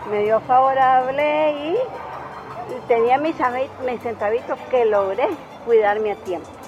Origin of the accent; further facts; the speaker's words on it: Nicaragua; aquí en Nicaragua, nosotros los nicaragüenses, seamos evangelios, seamos católicos